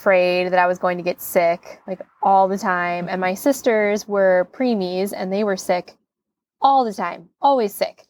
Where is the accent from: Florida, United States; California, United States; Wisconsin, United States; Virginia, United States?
Wisconsin, United States; Plover; I'm from Wisconsin, Plover, the northern part of Wisconsin, or the central Wisconsin